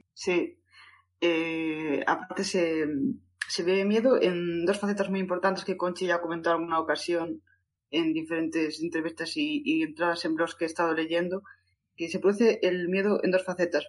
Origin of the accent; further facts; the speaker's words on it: A Coruña, Galicia, Spain; Yo soy de Coruña, pero bueno, ya es de Lugo